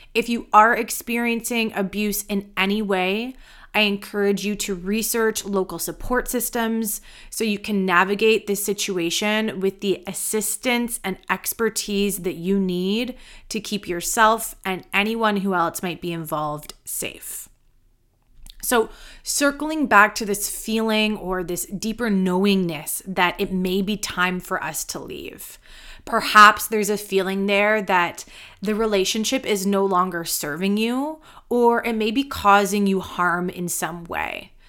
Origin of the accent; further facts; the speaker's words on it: Canada; I am a Canadian yoga teacher and mentor